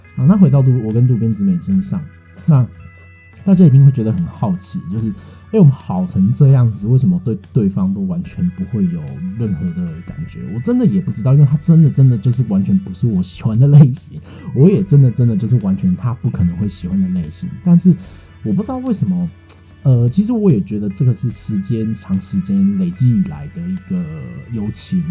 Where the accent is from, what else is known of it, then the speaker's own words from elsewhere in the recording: Tainan, Taiwan; also born or lived in Kaohsiung; 我的家乡台南